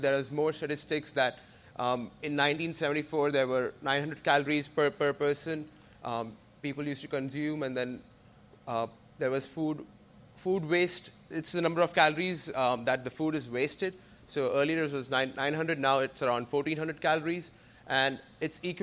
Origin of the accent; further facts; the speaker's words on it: India; moved away as an adult; I'm originally from India. I came here to do my master's in computer science.